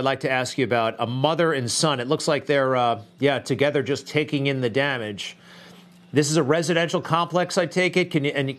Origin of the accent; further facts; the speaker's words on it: Long Island, New York, United States; So am I.